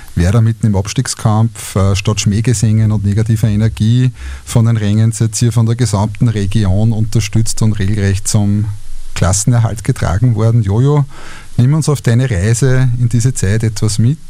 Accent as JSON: {"language": "German", "town": "Linz", "region": "Upper Austria", "country": "Austria", "tie": "born or raised there", "said": "meiner Heimatstadt"}